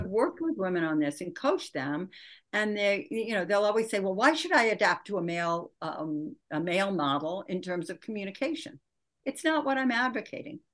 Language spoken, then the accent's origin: English; Michigan, United States; I grew up in Michigan